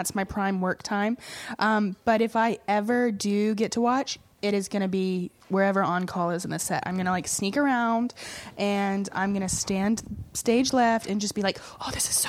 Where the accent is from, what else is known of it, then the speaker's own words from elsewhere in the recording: Mississippi, United States; moved away; also born or lived in New York City; I'm originally from Mississippi. Oh, okay. I grew up on a farm outside of Memphis